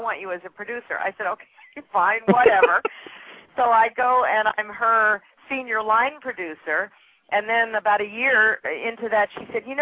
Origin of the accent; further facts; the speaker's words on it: Putnam Valley, New York and environs, United States; also born or lived in Chicago, Illinois / California; Born in Chicago, Illinois. Moved from there when I was four. Raised in New York and environs